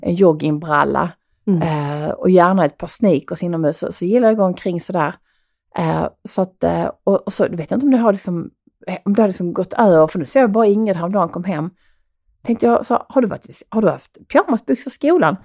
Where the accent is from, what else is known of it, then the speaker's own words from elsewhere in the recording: Skåne, Sweden; accent: Skånska; min skånska